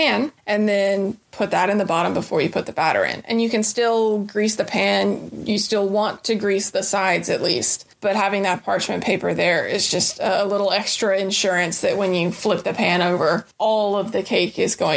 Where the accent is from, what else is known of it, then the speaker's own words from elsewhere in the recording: Chattanooga, Tennessee, United States; also born or lived in Murfreesboro, Tennessee; now in Nashville, United States; I grew up right outside of Chattanooga, became a Middle Tennessean by way of Murfreesboro, and finally made my way here to Music City